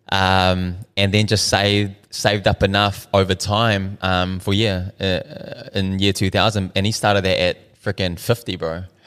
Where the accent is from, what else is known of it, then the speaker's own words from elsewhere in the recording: Auckland, New Zealand; also born or lived in Dunedin; I was born in Dunedin. At one year old, we moved up to Auckland. Um, so I pretty much grew up South Auckland my whole life.